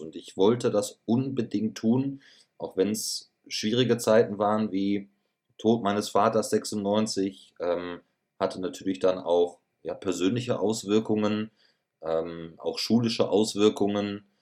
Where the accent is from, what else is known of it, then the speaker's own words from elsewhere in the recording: Schloß Holte-Stukenbrock, North Rhine-Westphalia, Germany; moved away as an adult; now in Munich, Germany; ich weiß ganz genau, wo meine Heimat ist. Und meine Heimat ja. wird immer meine Heimat bleiben. Und das ist Ostwestfalen-Lippe.